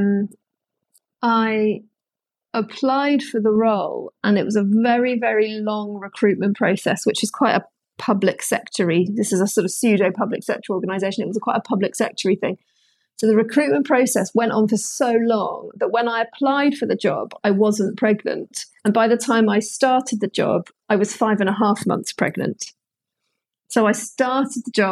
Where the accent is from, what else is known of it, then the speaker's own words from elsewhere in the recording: London, United Kingdom; I'm a Londoner born and bred.